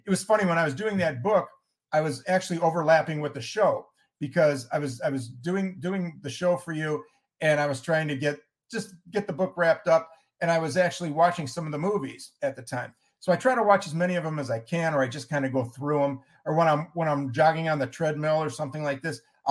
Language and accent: English; Cleveland, Ohio, United States; I'm from Cleveland, Ohio